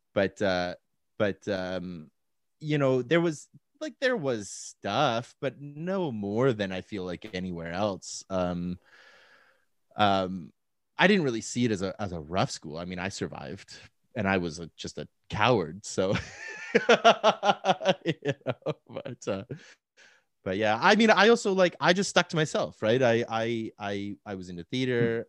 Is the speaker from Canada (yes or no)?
yes; Calgary, Alberta, Canada; moved away as an adult; also born or lived in Victoria, British Columbia / Vancouver, British Columbia; now in Saskatoon, Canada; born and raised in Calgary